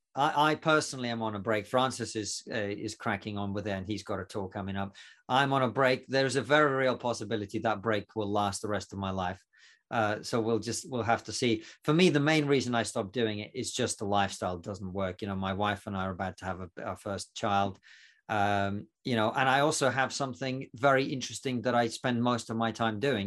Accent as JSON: {"language": "English", "country": "Russia", "moved": "yes", "lives_now": "United Kingdom", "said": "I'm actually not from Romania, uh, from, I'm from Russia."}